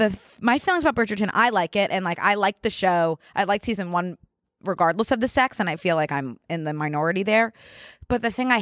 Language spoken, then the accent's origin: English; Philadelphia, Pennsylvania, United States; accent: Philadelphia; I've noticed my accent has changed since I moved here. I used to have like a really, really, like noticeable way of saying my A's, like from Philly.